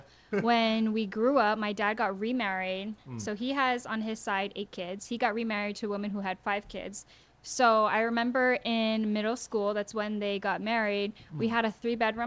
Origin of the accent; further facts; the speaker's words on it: Honolulu, Hawaii, United States; we did go to Kaiser High School, and we were very blessed to be in Hawaii Kai. But we weren't as privileged as people think we were when I tell them I'm from Hawaii Kai